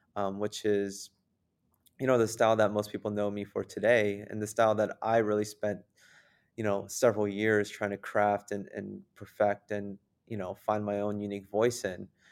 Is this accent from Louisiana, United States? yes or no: no; San Jose, California, United States; now in Wisconsin, United States; here in Wisconsin when I first moved since I'm originally from San Jose, California